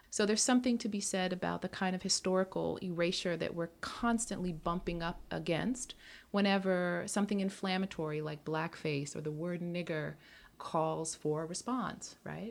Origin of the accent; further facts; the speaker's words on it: United States; moved away as an adult; now in Montreal, Canada; As an American